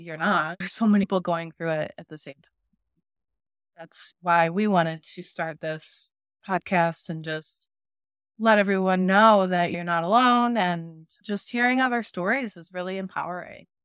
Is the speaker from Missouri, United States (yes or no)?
yes; St. Louis, Missouri, United States; We're both from Saint Louis